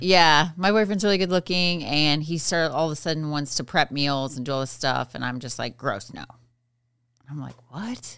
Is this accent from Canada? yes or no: no; Midwest, United States; I grew up in the Midwest